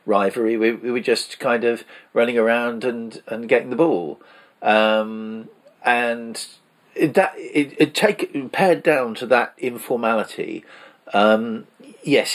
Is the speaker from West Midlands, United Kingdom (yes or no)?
no; Salisbury, South West England, United Kingdom; also born or lived in Tollgate Road, Salisbury; when I moved from the Tollgate Road to Harnham, because in Tollgate Road there were kids a lot younger than me